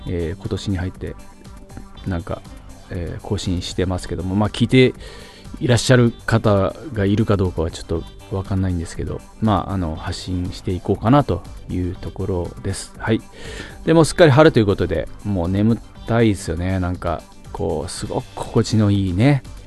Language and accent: Japanese; Fukuoka, Japan; moved away as an adult; now in Tokyo, Japan; 福岡人、 福岡県人目線で